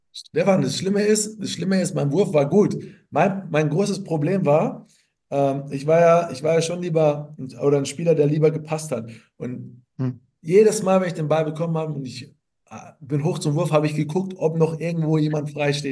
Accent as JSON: {"language": "German", "town": "Rattelsdorf", "region": "Bavaria", "country": "Germany", "tie": "born or raised there", "accent": "Franconian", "moved": "as an adult", "lives_now": "Munich, Germany", "said": "bin stolzer Franke, auch wenn ich jetzt äh, mehr oder weniger in München zu Hause bin"}